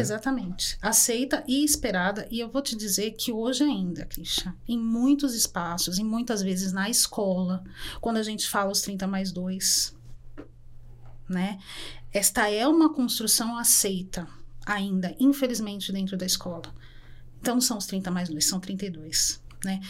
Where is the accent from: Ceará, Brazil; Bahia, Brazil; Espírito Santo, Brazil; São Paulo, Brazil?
São Paulo, Brazil; Eu sou uma mulher preta que nasci na Vila Brasilândia, periferia